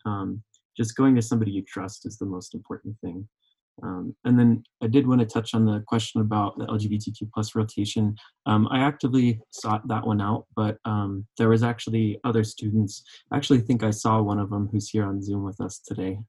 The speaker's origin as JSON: {"language": "English", "region": "Oklahoma", "country": "United States", "tie": "born or raised there", "also_born_or_lived": "Vermont / California", "accent": "southern", "moved": "as an adult", "lives_now": "Colorado, United States", "said": "growing up in Oklahoma"}